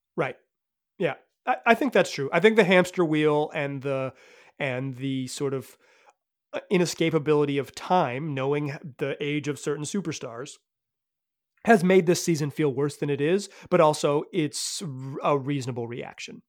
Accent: Chapel Hill, North Carolina, United States; growing up in Chapel Hill

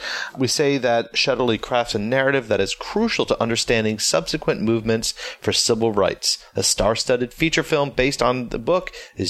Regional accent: Tampa, Florida, United States; I'm from Tampa Bay

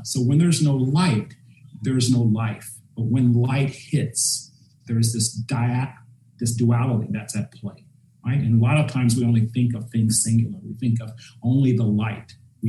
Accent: North Carolina, United States; the spiritual side that I remember growing up in North Carolina, going to cemeteries and actually giving the spirit a ride to heaven.

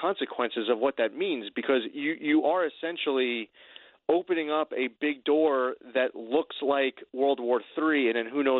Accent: United States; However, I'm an American. I'm a proud American

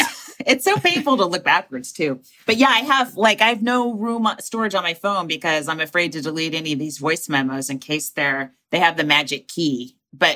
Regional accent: Walnut Creek, California, United States; moved away as an adult; also born or lived in New York; I started in 87 and I was from Walnut Creek

